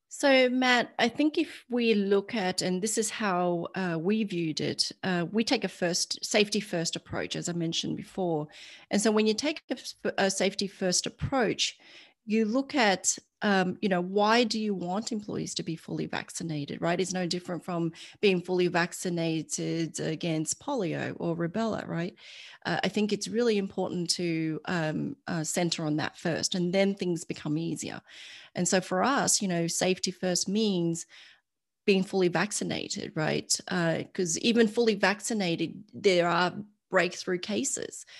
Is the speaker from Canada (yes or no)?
no; Australia; moved away as an adult; now in United States; I'm Australian and my family's still in Australia